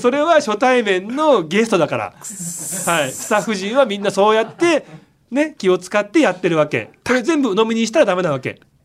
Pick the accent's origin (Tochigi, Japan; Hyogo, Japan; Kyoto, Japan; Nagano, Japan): Nagano, Japan; 高校長野県の佐久長聖高校出身